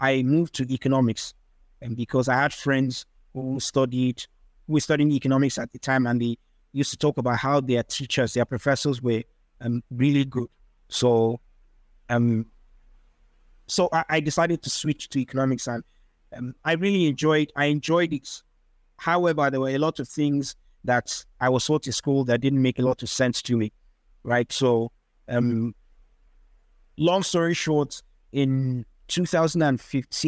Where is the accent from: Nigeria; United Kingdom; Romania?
Nigeria; English is a second language; I'm a Nigerian-Austrian